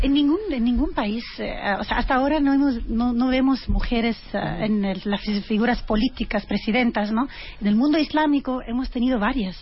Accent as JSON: {"language": "Spanish", "country": "France", "tie": "born or raised there", "said": "crecí en Francia"}